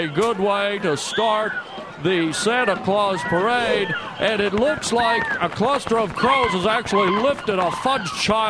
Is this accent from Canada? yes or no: yes; Canada; I grew up in Canada, and, pretty much every Christmas, tons of snow.